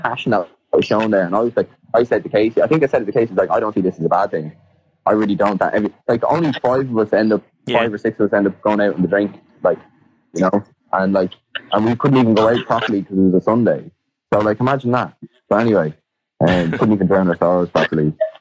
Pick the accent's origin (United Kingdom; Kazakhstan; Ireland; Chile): Ireland; we're Irish